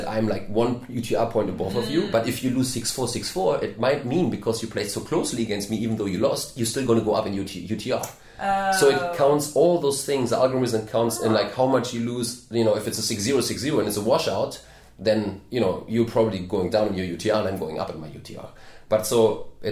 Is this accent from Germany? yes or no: yes; Germany; moved away as an adult; now in Charleston, United States; I'm from Germany